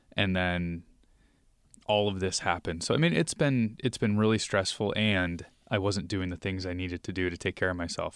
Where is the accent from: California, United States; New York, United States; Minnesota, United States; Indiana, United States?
New York, United States; now in Seattle, United States; we're originally from New York